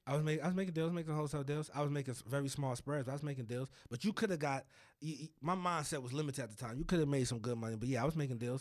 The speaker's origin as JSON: {"language": "English", "town": "Elizabeth", "region": "New Jersey", "country": "United States", "tie": "born or raised there", "said": "Born and raised in New Jersey."}